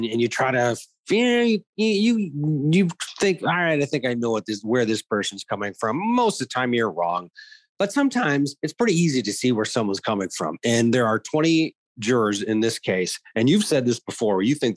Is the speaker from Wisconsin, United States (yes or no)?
yes; Wisconsin, United States; moved away; I grew up in Wisconsin